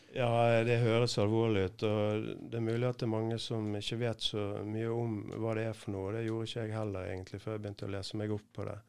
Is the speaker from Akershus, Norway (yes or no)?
no; Bergen, Vestland, Norway; jobber i et team sammen med Tom Benjaminsen, heter han, en annen bergenser